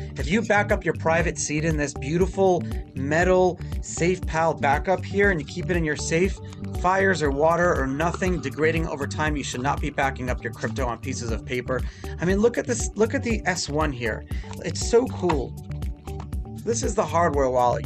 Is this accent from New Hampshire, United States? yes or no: no; New York City, New York, United States; first language Hebrew; English is a second language; I'm from Brooklyn